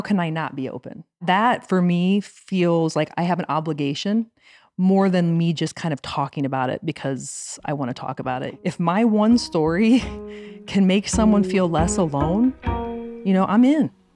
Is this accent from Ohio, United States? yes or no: yes; Lima, Ohio, United States; So, I'm from Lima, Ohio. My parents met young in Lima